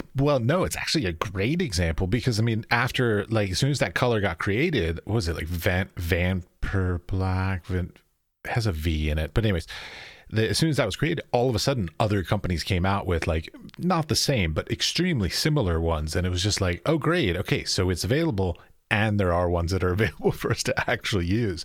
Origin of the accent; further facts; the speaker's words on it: United States; moved away as an adult; also born or lived in United Arab Emirates; I'm from America, so I grew up going through schooling